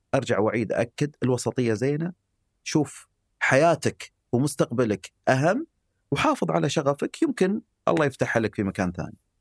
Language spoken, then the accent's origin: Arabic; Eastern Province, Saudi Arabia; اني يعني من الشرقيه